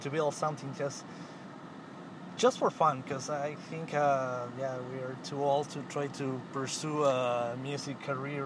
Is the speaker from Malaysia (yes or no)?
no; Ecuador; now in Los Angeles, United States; I'm not from here. I'm from Ecuador